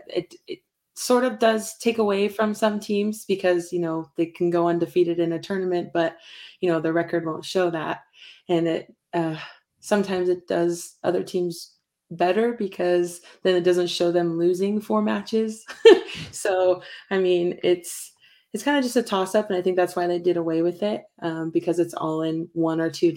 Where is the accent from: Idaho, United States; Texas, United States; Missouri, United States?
Idaho, United States; Pocatello; also born or lived in Montana; we're from Pocatello